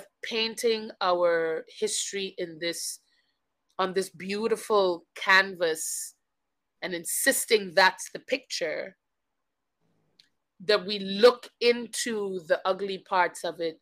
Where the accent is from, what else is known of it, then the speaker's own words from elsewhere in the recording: Grenada; moved away; also born or lived in Guyana; I was born on South America in the country of Guyana, and then I moved to Grenada when I was very young. So I claim Grenada as home simply because it is where my most fundamental memories live